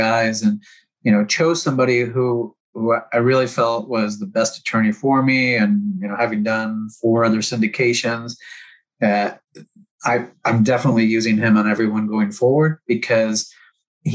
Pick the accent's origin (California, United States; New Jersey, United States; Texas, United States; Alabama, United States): Texas, United States; Houston; I'm from Houston